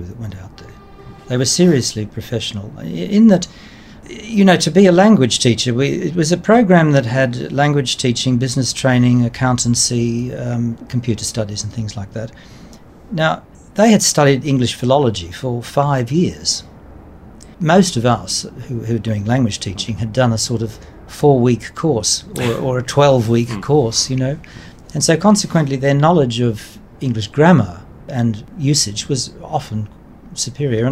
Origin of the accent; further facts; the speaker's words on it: Australia; moved away as an adult; also born or lived in Poland; I'm an Australian